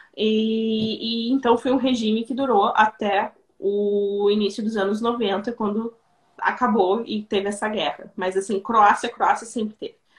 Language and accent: Portuguese; Rio Grande do Sul, Brazil; moved away as an adult; now in Croatia; Eu sou gaúcha, tá? Eu sou, sou do Rio Grande do Sul